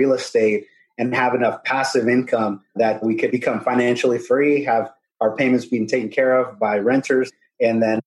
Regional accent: Corpus Christi, Texas, United States; also born or lived in San Antonio, Texas; I'm from Corpus Christi, Texas. Originally, I grew up there and moved after high school to San Antonio, Texas

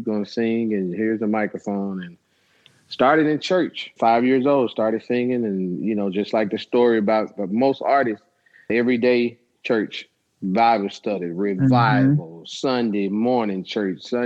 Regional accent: Memphis, Tennessee, United States; I went to Northside, graduated in 1991

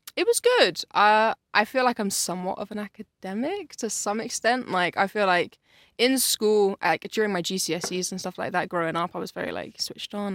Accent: Yate, South West England, United Kingdom; I grew up in Yates, so like it's it's in Bristol, but it's like a little bit outside of Bristol

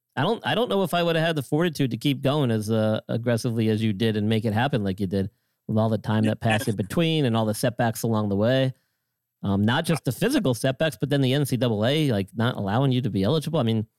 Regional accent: Long Island, New York, United States; I'm from Long Island.

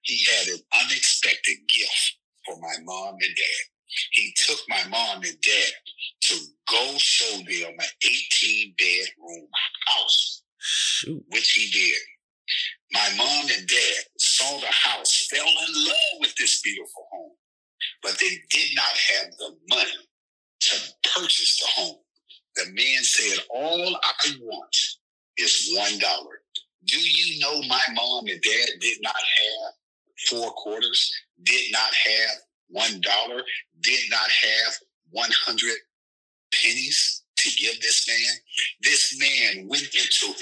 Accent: Racine, Wisconsin, United States; now in San Antonio, United States; I am originally from Racine, Wisconsin.

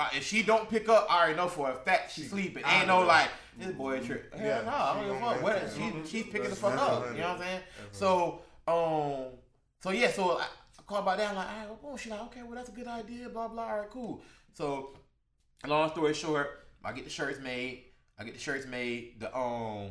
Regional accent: Orlando, Florida, United States; I'm from, you know, the West Side

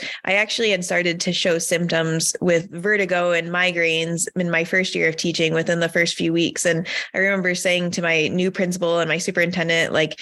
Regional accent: Michigan, United States; I grew up in Michigan.

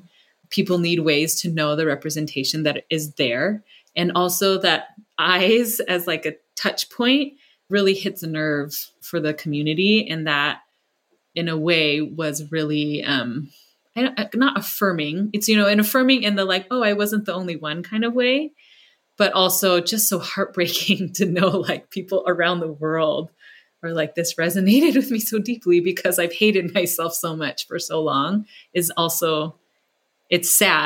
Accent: California, United States; that's about an Asian girl in a community much like the one I grew up in the Bay Area.

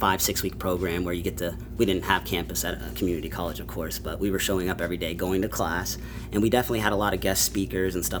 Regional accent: Oklahoma City, Oklahoma, United States; the same community JP and I are from

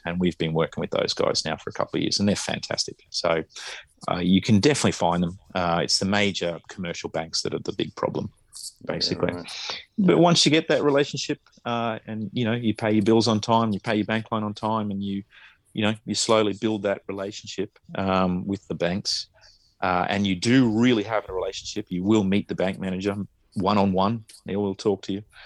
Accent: Australia; now in Japan; I'm Australian

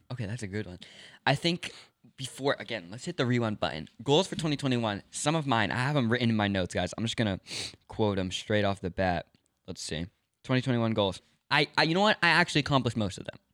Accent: Los Angeles, California, United States; also born or lived in New York; I grew up in Los Angeles, moved around, lived in New York for a few months, back to Los Angeles, back up to Northern California

